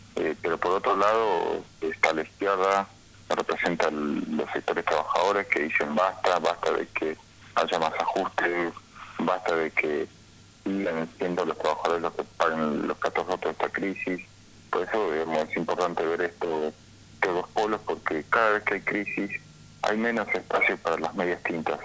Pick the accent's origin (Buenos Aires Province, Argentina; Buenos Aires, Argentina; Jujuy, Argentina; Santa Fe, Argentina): Jujuy, Argentina; San Salvador de Jujuy; yo soy de Alto Comedero, acá en Sanso de Jujuy, es una barriada popular